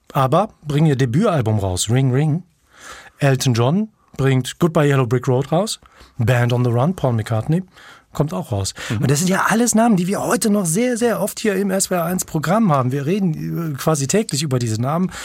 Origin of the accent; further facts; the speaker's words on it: North Rhine-Westphalia, Germany; Ich bin ja in Nordrhein-Westfalen aufgewachsen